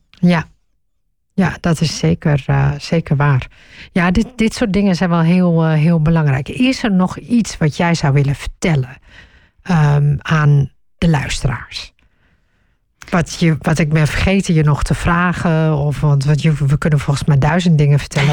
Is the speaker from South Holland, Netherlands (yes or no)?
no; northeast Groningen, Netherlands; Ik ben in Noordoost-Groningen opgegroeid